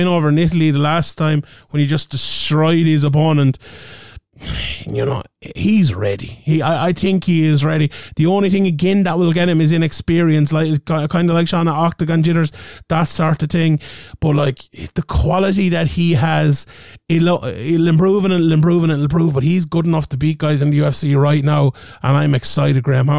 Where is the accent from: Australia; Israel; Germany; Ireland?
Ireland; we're a little bit biased being Irish